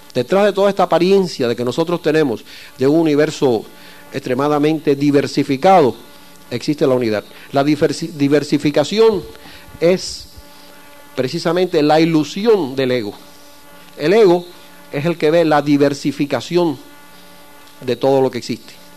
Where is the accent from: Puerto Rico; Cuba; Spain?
Cuba; yo soy cubano